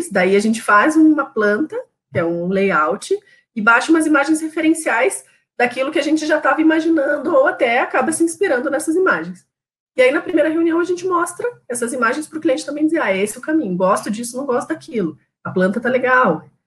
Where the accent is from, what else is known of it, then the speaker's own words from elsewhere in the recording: São Paulo, Brazil; now in Curitiba, Brazil; Aí a gente falava, ah, então, é que a gente é de São Paulo e tá vindo para Curitiba.